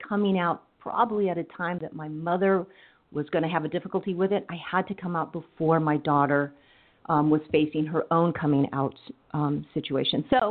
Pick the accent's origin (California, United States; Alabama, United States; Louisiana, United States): California, United States; Coachella; my background, I grew up in Coachella, the granddaughter of farm workers.